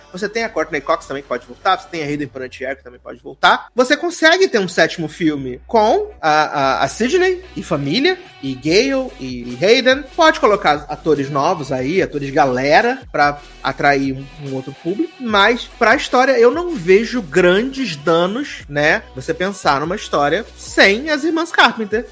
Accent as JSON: {"language": "Portuguese", "region": "Rio de Janeiro", "country": "Brazil", "said": "Eu digo isso enquanto carioca, enquanto pessoa que mora aqui."}